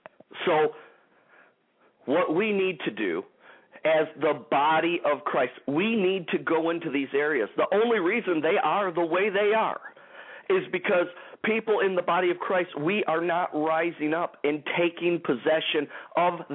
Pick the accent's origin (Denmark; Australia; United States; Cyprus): United States; Detroit, Michigan; in the Detroit, Michigan area here, my hometown